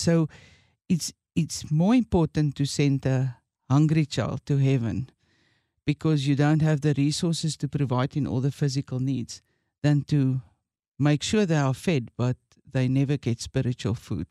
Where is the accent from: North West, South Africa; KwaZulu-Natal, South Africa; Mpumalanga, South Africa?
Mpumalanga, South Africa; Witbank; went back to my hometown, and that's Witbank